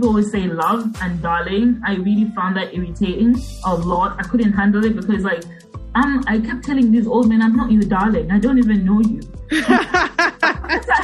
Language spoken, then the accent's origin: English; Copperbelt Province, Zambia; moved away; also born or lived in United Kingdom; I'm from Zambia, you know, from the Copper Belt. And we speak a language called Bemba